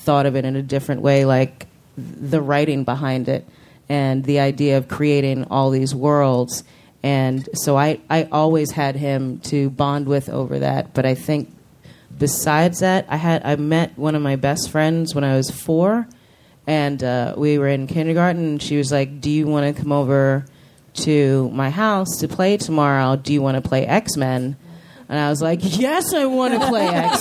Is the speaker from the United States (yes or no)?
yes; New York City, New York, United States; we grew up in Chelsea in New York and in the 80s